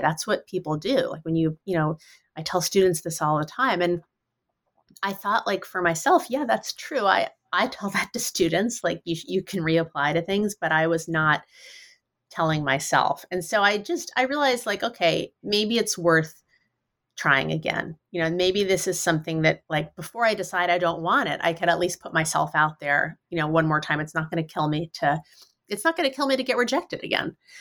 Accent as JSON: {"language": "English", "town": "New York City", "region": "New York", "country": "United States", "tie": "born or raised there", "moved": "as an adult", "lives_now": "Western Massachusetts, United States", "said": "I grew up in New York City"}